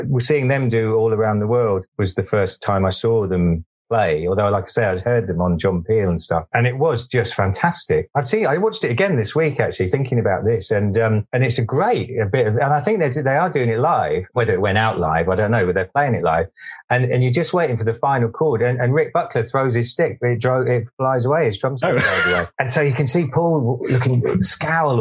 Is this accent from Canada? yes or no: no; Southampton, South East England, United Kingdom; accent: slight West Country lilt; I grew up in Southampton